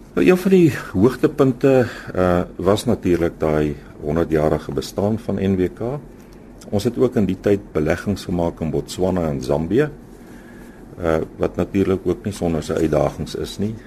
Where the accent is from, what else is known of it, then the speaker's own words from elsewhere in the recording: Standerton, Mpumalanga, South Africa; moved away as an adult; also born or lived in Meyerton / Free State; ek is eintlik gebore in Standerton. Ek het daar skool gegaan tot matriek